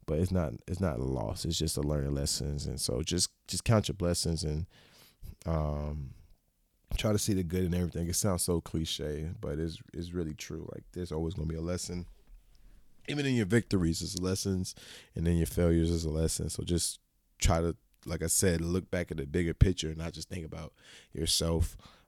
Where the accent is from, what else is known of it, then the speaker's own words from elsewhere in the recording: Florida, United States; Yeah, I'm from the South. I'm a Florida native.